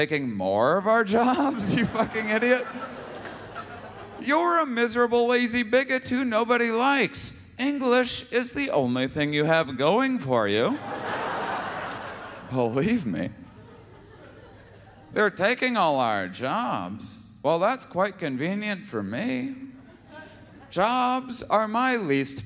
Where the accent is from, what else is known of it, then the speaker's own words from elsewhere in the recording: Wisconsin, United States; moved away; I'm from Wisconsin originally